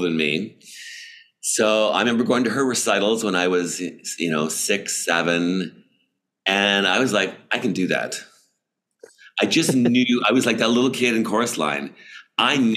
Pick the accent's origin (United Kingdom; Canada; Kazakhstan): Canada; Toronto, Ontario; I grew up in Toronto.